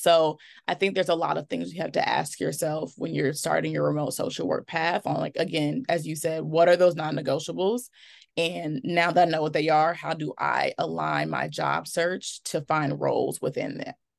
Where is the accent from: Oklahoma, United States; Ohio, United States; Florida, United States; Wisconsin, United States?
Wisconsin, United States; Milwaukee; I am from Milwaukee, Wisconsin, which is where I currently live